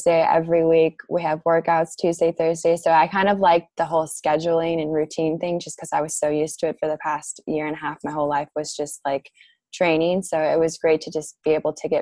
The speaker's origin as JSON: {"language": "English", "town": "San Diego", "region": "California", "country": "United States", "moved": "yes", "lives_now": "Charleston, United States", "said": "I'm from San Diego"}